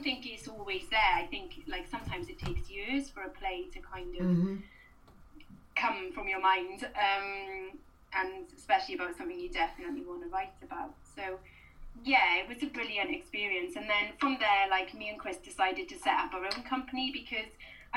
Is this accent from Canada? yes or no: no; Swansea, Wales, United Kingdom; I was from Swansea